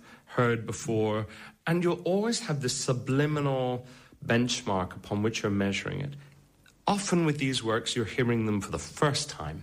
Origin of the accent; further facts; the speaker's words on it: Connemara, Connacht, Ireland; I'm a baritone from Connemara